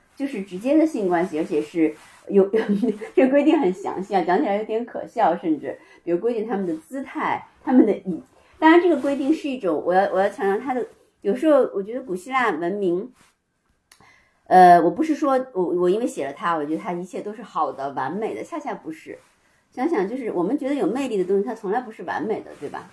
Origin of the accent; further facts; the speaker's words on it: Beijing, China; 先跟外公外婆，然后十一岁扔到北京跟爷爷奶奶